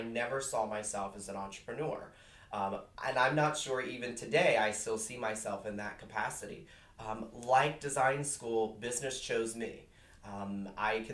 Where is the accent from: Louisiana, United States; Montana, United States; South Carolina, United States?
Louisiana, United States; South; now in Boston, United States; I actually grew up in South Louisiana, about 45 minutes southwest of New Orleans.